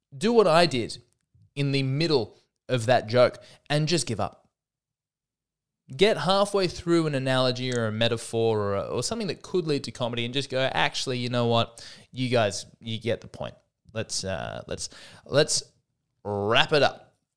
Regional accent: Australia; I'm an Aussie deep down at heart

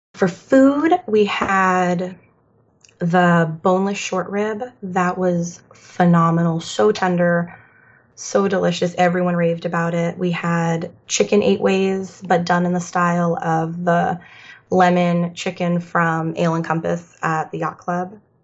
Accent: Florida, United States; we're from Florida

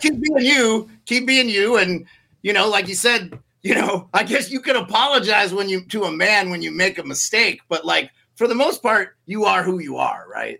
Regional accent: Montana, United States; also born or lived in Alaska; now in Anchorage, United States; I'm from Montana originally

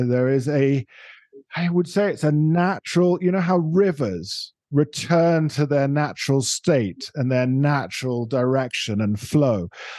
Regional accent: Netherlands; accent: Dutch; English is a second language; Now, for those of you maybe who don't get my Dutch accent

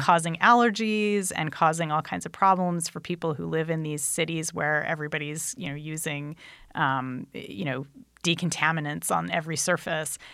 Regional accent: Anaheim, California, United States; when I was a kid, I grew up right near Disneyland

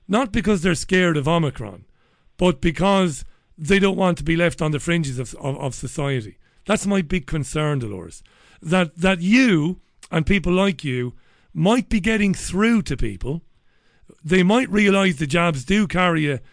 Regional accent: Waterford, Munster, Ireland; now in Salford, United Kingdom; I'm in Salford, and I'm in a real, it's like very much where I grew up in Waterford

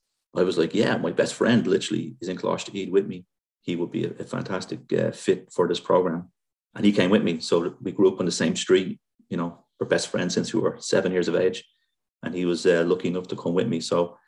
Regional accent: Dublin, Leinster, Ireland; moved away as an adult; now in United States; the neighborhood I grew up in Dublin

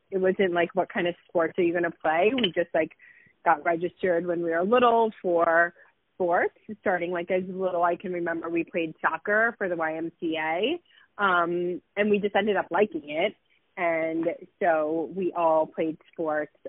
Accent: Miami, Florida, United States; So I grew up in Miami, Florida. I was, you know, a native Miami girl

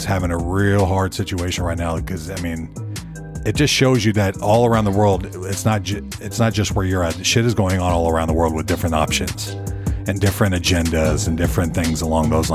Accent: St. Petersburg, Florida, United States; moved away as an adult; now in Nashville, United States; I'm from the Tampa, St. Petersburg area.

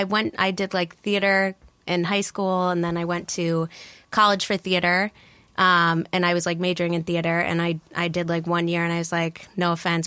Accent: Bethlehem, New York, United States; now in New York City, United States; I'm from upstate New York, outside of Albany. And pretty much, I grew up upstate, but we also came down to the city a lot. So my stepmom worked down here. But overall, I'm from like right outside of Albany, Bethlehem.

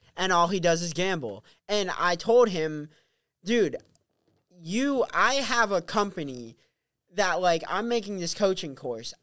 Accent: Pelham, New Hampshire, United States; also born or lived in Novokuznetsk, Russia / Wellfleet, Massachusetts; I was uh, born in Novokuznetsk, Russia, and adopted at one and a half years old. And I came back to the U.S. and grew up in Pelham, New Hampshire

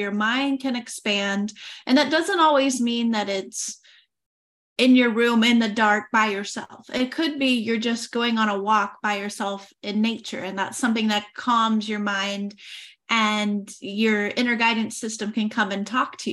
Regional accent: Oklahoma, United States; moved away as an adult; now in France; I am originally from Oklahoma and I moved to France in 2018.

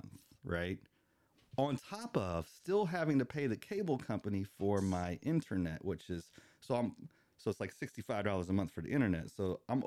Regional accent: Tampa, Florida, United States; moved away; I'm not from this area. I'm from the Tampa Bay area, so I'm a Buccaneer fan

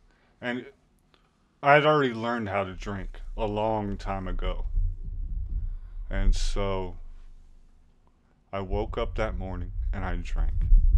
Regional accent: Southwest, United States; And we moved outside of the city. And I was, again, I mean, growing up in the Southwest, I was still white. Very Hispanic culture, which is okay.

